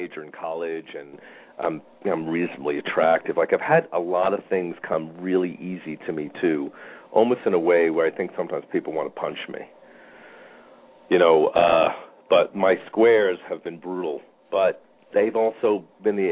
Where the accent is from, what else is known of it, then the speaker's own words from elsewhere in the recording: New York, United States; moved away; I'm a New Yorker originally